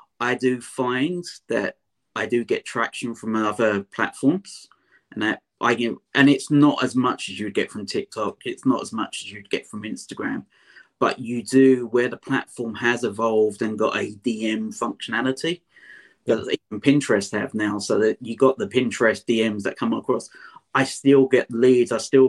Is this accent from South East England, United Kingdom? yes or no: no; London, United Kingdom; I'm a Londoner, an Essex boy as such, so I've got a different accent than you guys in America.